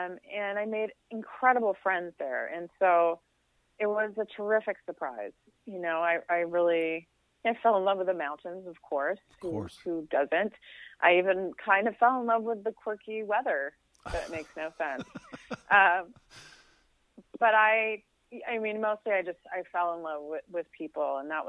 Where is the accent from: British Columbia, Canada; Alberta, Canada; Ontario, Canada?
Ontario, Canada; Toronto; there was some like pushback when I got there and I was from Toronto and, I felt very vulnerable